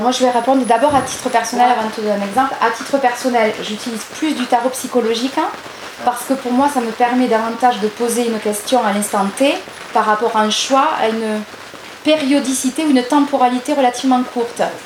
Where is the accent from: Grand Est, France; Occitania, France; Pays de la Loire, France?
Occitania, France; Gers; je suis originaire de Gers